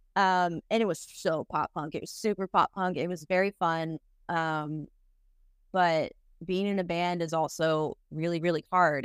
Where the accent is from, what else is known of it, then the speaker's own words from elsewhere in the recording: Boston, Massachusetts, United States; moved away as an adult; now in Nashville, United States; I'm from Boston, Massachusetts originally